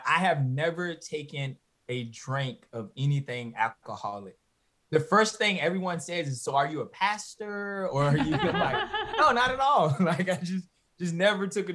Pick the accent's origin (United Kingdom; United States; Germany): United States; Halifax County, North Carolina; being born and bred in Halifax County, North Carolina, working on the farm